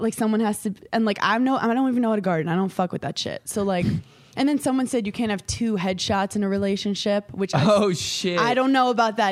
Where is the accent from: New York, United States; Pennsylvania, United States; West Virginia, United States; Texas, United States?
New York, United States; I'm from New York.